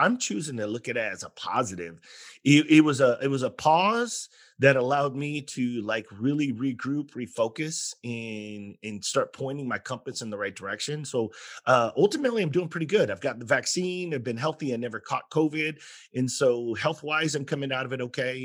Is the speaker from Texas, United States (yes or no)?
yes; San Antonio, Texas, United States; growing up in San Antonio